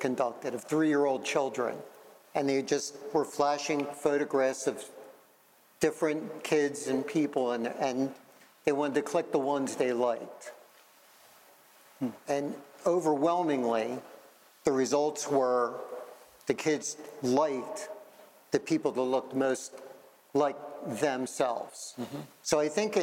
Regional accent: Philadelphia, Pennsylvania, United States; I grew up in Philadelphia, and at an early age, three of my five best friends were Black

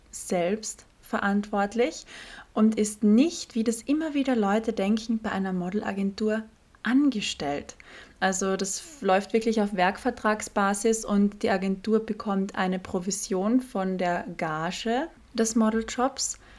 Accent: Austria; Ich hatte letztens ein Shooting, ich komme aus Österreich, das Shooting war in Deutschland

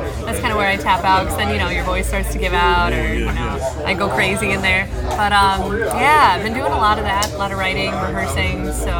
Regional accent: upstate New York, United States; now in Chicago, United States; Originally, upstate New York.

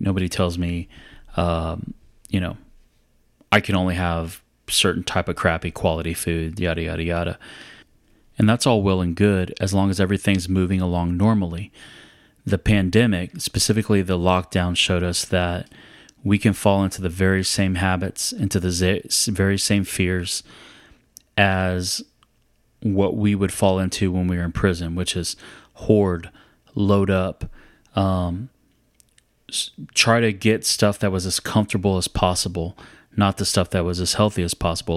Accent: San Antonio, Texas, United States; I was from San Antonio

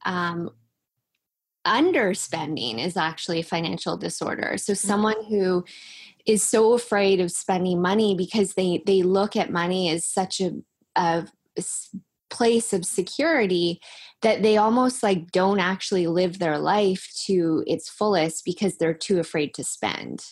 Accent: Langley, British Columbia, Canada; I'm from Langley too

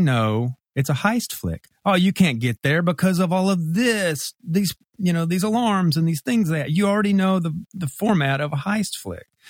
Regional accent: Mississippi, United States; moved away as an adult; now in Memphis, United States; it's Memphis, and I was born here, And, uh, you know, grew up in Mississippi

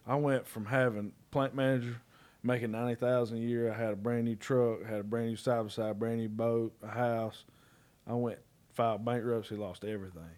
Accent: Red Bay, Alabama, United States; moved away as an adult; also born or lived in Mississippi; now in Dublin, Georgia, United States; I'm from Red Bay, Alabama.

